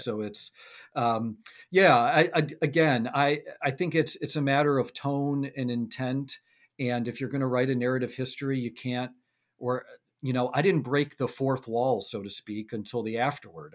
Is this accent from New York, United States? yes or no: yes; Buffalo, New York, United States; growing up in Buffalo